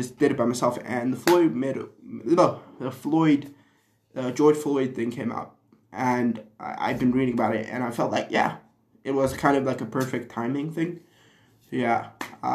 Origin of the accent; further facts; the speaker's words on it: Zimbabwe; moved away; my hometown, my home country, Zim.